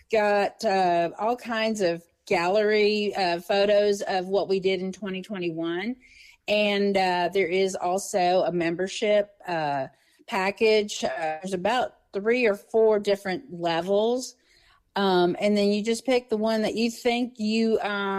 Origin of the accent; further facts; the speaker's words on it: Texas, United States; moved away as an adult; now in Old Hickory, United States; I'm from Texas and I 20 something years ago, I landed here